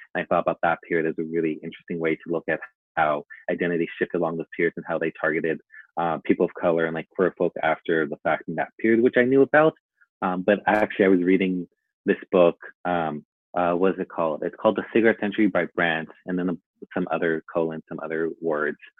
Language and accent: English; Long Beach, California, United States; also born or lived in Mexico; I am from Long Beach, California, but I also sometimes claim Mexico just because I spent so much of my childhood there, but now I reside in Long Beach.